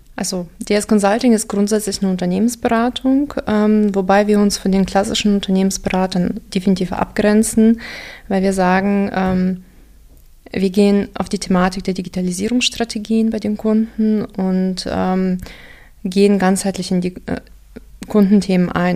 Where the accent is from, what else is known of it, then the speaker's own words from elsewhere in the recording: Dortmund, North Rhine-Westphalia, Germany; first language Russian; German is a second language; also born or lived in Kazakhstan / Unna / Aachen; Wenn du ursprünglich Deutschland meinst, dann äh, aus Dortmund.